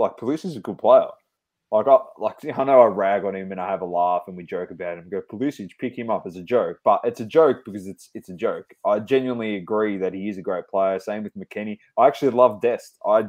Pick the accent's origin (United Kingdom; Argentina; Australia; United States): Australia; we're Australian